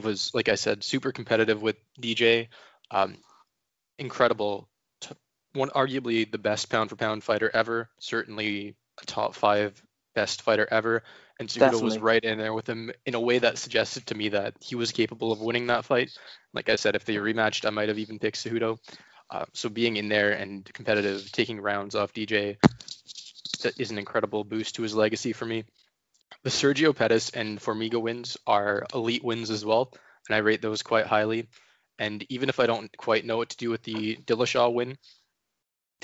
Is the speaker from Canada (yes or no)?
yes; Ontario, Canada; now in Vancouver, Canada; I'm from Ontario